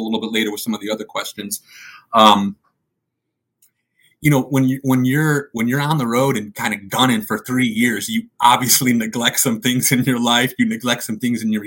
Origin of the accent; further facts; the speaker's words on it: Chicago, Illinois, United States; I grew up in Chicago